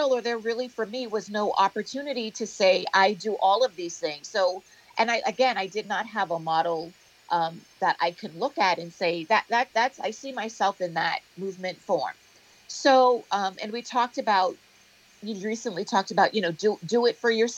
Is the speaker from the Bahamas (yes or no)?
yes; Bahamas; moved away; also born or lived in United States; growing up in the Bahamas, having that cultural reference, dance hall, soca, carnival, junkanoo